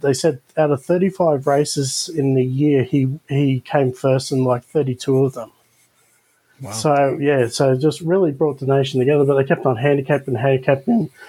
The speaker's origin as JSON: {"language": "English", "country": "Australia", "said": "as an Australian"}